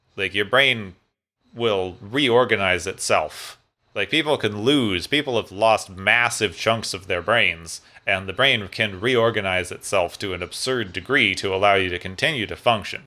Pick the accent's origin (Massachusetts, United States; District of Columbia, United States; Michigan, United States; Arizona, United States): Arizona, United States; Phoenix; my hometown of Phoenix, Arizona